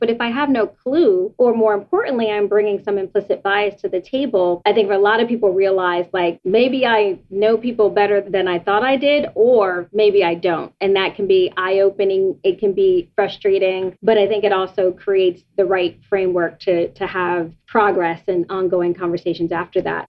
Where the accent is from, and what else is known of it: United States; born or raised there